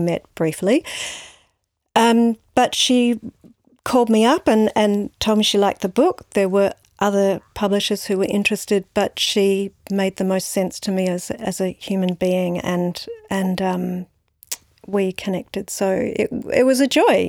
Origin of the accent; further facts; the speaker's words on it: Brisbane, Queensland, Australia; also born or lived in San Francisco, United States; now in Melbourne, Australia; I grew up in Brisbane